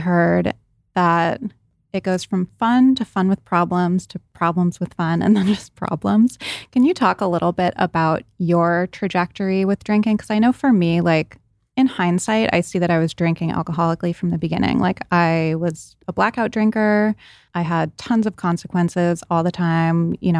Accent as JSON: {"language": "English", "region": "Rhode Island", "country": "United States", "tie": "born or raised there", "said": "I did not go to Brown, but I did a lot of partying there because I grew up in Rhode Island and I went to high school in Providence and a lot of my friends went to Brown."}